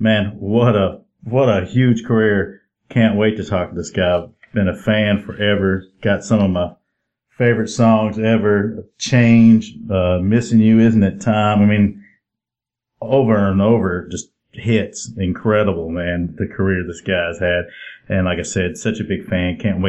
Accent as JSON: {"language": "English", "region": "Illinois", "country": "United States", "lives_now": "Tennessee, United States", "said": "I've been here in Tennessee for, you know, like 30 years, and I moved from Illinois, and it was a lot of snow there."}